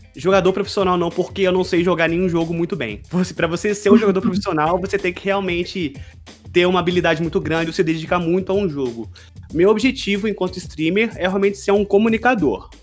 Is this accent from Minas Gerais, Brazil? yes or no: yes; Juiz de Fora, Minas Gerais, Brazil; moved away as an adult; now in Poland; estou falando da Polônia, mas também sou de Juiz de Fora, formado na mesma faculdade que vocês estão cursando